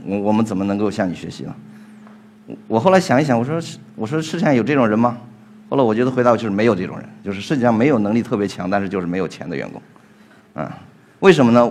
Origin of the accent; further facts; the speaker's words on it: Guangzhou, Guangdong, China; 因为我是广州的